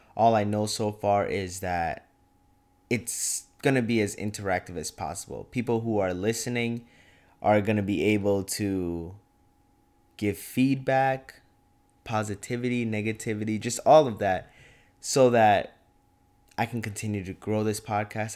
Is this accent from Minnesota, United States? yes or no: yes; Champlin, Minnesota, United States; moved away as an adult; now in Fargo, United States; I'm from Champlin, Minnesota, like twenty minute, twenty minutes north of the cities